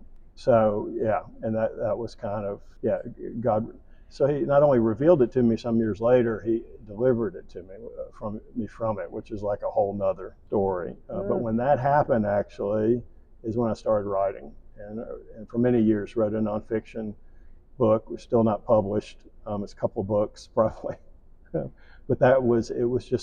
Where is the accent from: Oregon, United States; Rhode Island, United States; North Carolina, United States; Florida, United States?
North Carolina, United States; Charlotte; I grew up in Charlotte, North Carolina